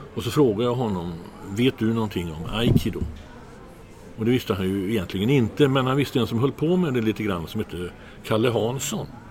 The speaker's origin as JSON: {"language": "Swedish", "town": "Trollhättan", "region": "Västra Götaland", "country": "Sweden", "also_born_or_lived": "Gothenburg", "moved": "yes", "said": "jag är inte från Göteborg egentligen, jag är från Trollhättan"}